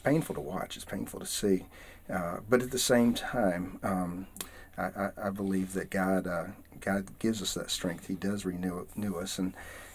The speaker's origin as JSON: {"language": "English", "region": "the south of the United States", "country": "United States", "accent": "southern", "lives_now": "Atlanta, United States", "said": "where I come from, my culture, in the south of the United States"}